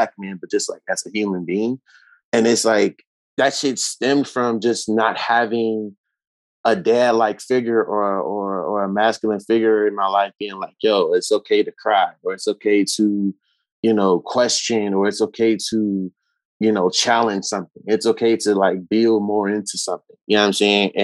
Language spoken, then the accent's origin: English; Chicago, Illinois, United States; I'm born and raised in Chicago